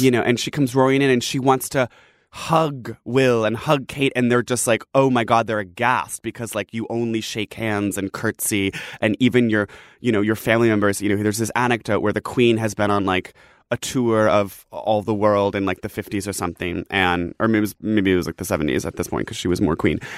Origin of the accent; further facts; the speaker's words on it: England, United Kingdom; I'm from England